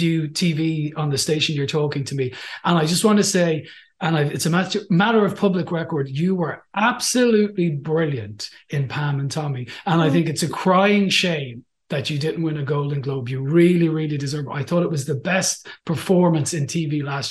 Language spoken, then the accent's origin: English; Ireland; as an Irish man